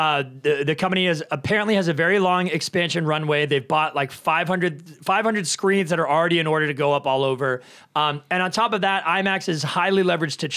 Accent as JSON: {"language": "English", "country": "Canada", "said": "I'm Canadian. I should know this. I'm French Canadian"}